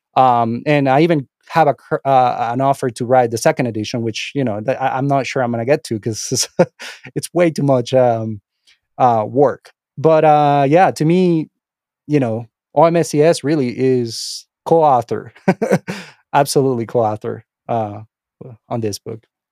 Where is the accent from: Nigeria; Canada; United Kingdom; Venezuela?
Venezuela; English is a second language; moved away as an adult; also born or lived in Miami, United States; now in United States; English is my second language. I'm not from here. Um, I was born and raised in, uh, Venezuela. I moved to the United States when I was about twenty-five years